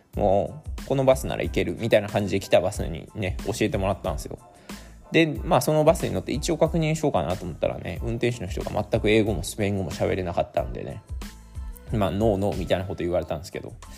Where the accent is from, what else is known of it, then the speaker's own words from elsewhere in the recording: Mie, Japan; also born or lived in Nagoya, Aichi; 僕はね今は三重県に戻ってるんですけども名古屋も78 7年ぐらい住んでいた